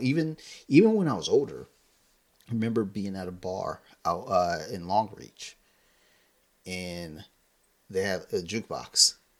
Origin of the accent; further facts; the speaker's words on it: Columbia, Maryland, United States; we grew up in Howard County